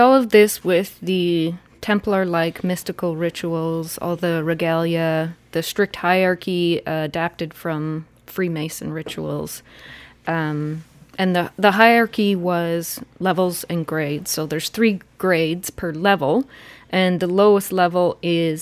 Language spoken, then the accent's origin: English; Ontario, Canada; I'm from Ontario.